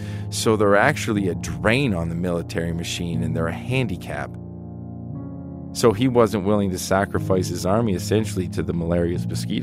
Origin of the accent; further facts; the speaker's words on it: Canada; now in Colorado, United States; I'm a history professor at Colorado Mesa University, also the head coach of the hockey team, being Canadian.